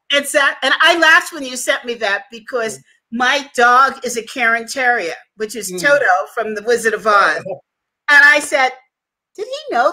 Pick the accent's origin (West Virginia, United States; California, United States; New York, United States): New York, United States; I'm a New Yorker.